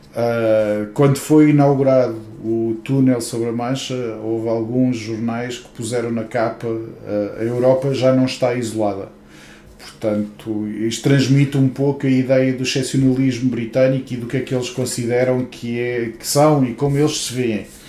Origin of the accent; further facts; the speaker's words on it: Portugal; now in United Kingdom; E eu sou português